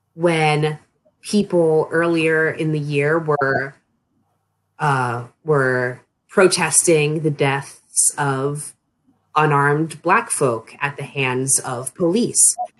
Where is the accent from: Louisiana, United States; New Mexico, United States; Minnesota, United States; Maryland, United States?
Maryland, United States; Annapolis; moved away as an adult; now in Frostburg, United States; I'm from the Annapolis region uh, of Maryland, but when I moved off to college, it was to Frostburg